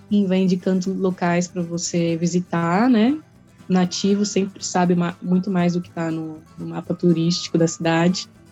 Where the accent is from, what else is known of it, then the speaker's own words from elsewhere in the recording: São Paulo, Brazil; moved away as an adult; also born or lived in Joinville; Eu sou natural de São Paulo, né? Sou paulista